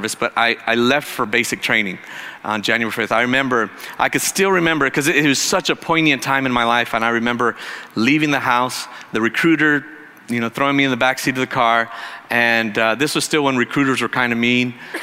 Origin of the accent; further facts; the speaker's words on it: Arizona, United States; moved away as an adult; I was from Arizona